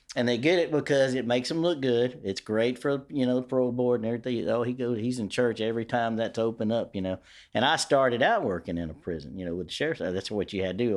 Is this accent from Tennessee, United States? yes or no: no; Shreveport, Louisiana, United States; I grew up in Queensboro. Queensboro was my world